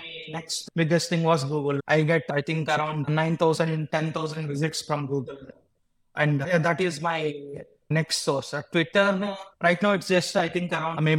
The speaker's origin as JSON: {"language": "English", "country": "India", "tie": "born or raised there", "said": "I'm from India, so that's where I grew up. And I'm currently living in my hometown"}